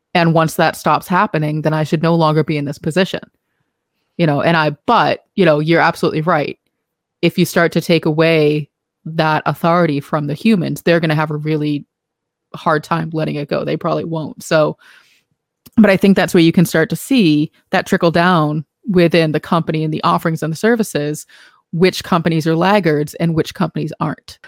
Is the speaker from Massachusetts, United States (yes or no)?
yes; Boston, Massachusetts, United States; accent: Boston; my Boston accent